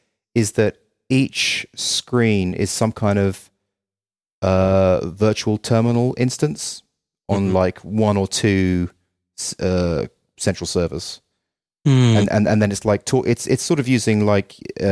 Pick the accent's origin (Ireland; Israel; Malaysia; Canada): Ireland; also born or lived in England; now in United States; And I'm from Ireland and England, but having spent 3 years in America, I really appreciate America so much more now after going back to those countries in the cold winter.